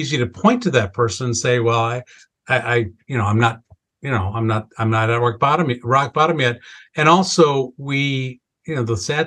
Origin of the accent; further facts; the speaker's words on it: Wisconsin, United States; growing up in this family where we literally checked three boxes. We had a pretty long family history of alcohol abuse. We were Irish and we lived in Wisconsin